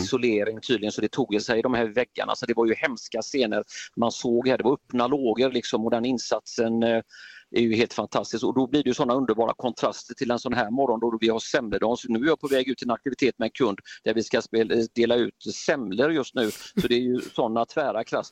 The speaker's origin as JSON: {"language": "Swedish", "town": "Gothenburg", "region": "Västra Götaland", "country": "Sweden", "said": "som göteborgare"}